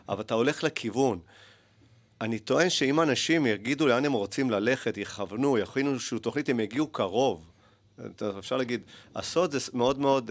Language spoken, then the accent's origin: Hebrew; Haifa, Haifa District, Israel; also born or lived in Argentina / Netanya; גדלתי בארגנטינה, עליתי בגיל שלוש